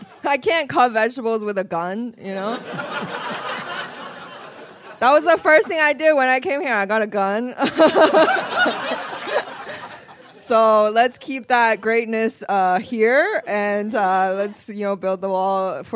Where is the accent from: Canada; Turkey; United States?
Canada; As a Canadian, you know, I don't, like, I know you guys are American.